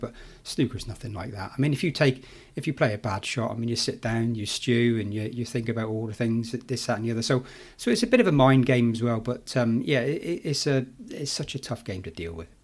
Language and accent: English; Plymouth, South West England, United Kingdom; in Plymouth, in my hometown